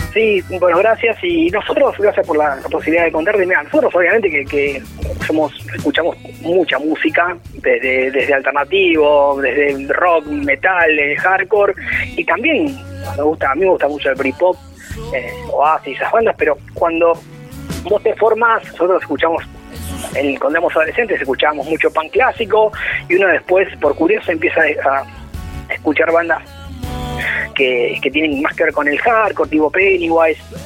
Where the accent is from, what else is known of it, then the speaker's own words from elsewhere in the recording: Avellaneda, Buenos Aires Province, Argentina; nosotros en verdad somos de, somos de Avellaneda, que está al lado de Capital